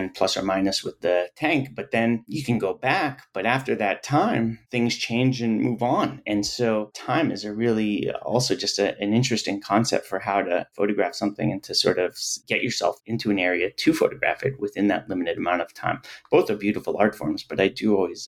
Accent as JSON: {"language": "English", "town": "Boston", "region": "Massachusetts", "country": "United States", "tie": "born or raised there", "said": "growing up in Boston"}